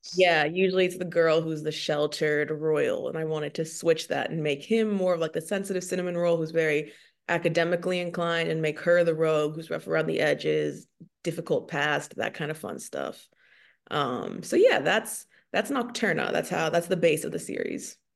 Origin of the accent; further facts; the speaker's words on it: Maryland, United States; moved away as an adult; also born or lived in New York; now in Texas, United States; I grew up in Maryland, and then I moved to New York after college